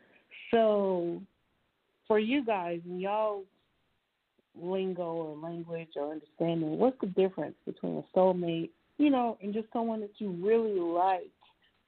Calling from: Dallas, Texas, United States; I'm calling from Dallas, Texas.

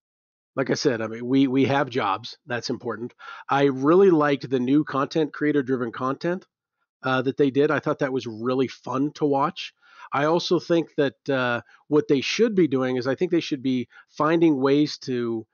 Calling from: Cheyenne, Wyoming, United States; I guarantee you I'm the first caller you've ever had from Cheyenne, Wyoming.

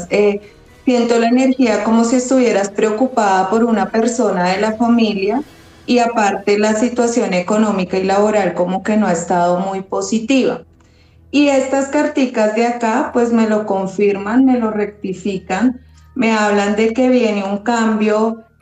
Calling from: Colombia; Desde Colombia.

